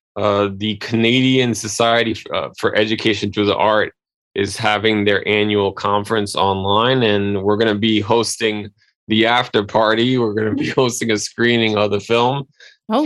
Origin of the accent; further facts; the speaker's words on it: New York City, New York, United States; local television here in in my hometown